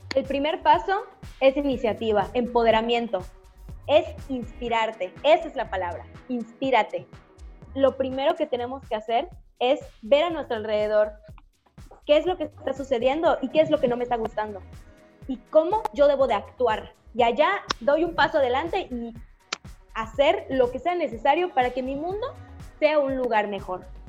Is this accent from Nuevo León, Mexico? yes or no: no; Yucatán, Mexico; soy de Yucatán